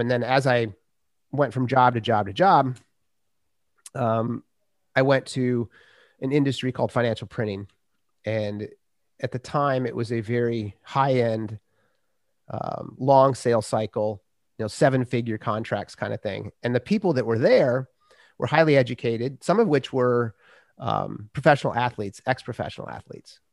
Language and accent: English; Minnesota, United States; I grew up in Minnesota